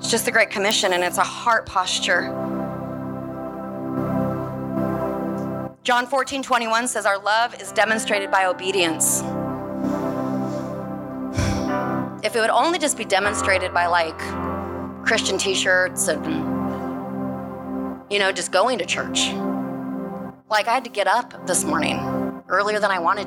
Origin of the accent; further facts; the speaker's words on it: Portland, Oregon, United States; I'm from Portland.